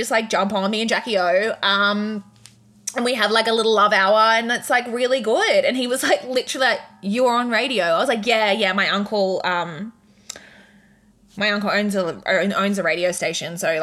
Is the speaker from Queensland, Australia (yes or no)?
yes; Redcliffe, Queensland, Australia; I'm from Redcliffe. There's not even waves in Redcliffe